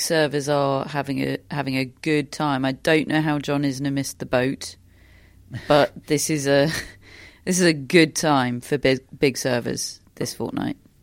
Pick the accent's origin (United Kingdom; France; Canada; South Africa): United Kingdom; we're so programmed as British sports fans